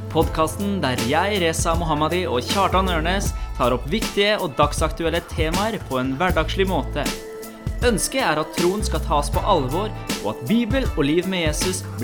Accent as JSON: {"language": "Norwegian", "country": "Iran", "said": "Jeg er jo fra Iran"}